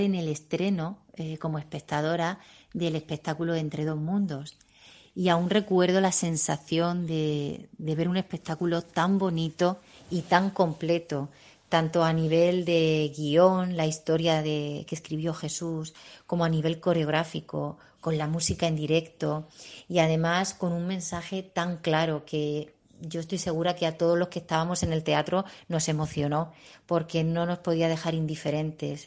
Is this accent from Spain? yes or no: yes; Orihuela, Valencian Community, Spain; Actualmente soy profesora de la Escuela Municipal de Danza de Orihuela, que es mi ciudad.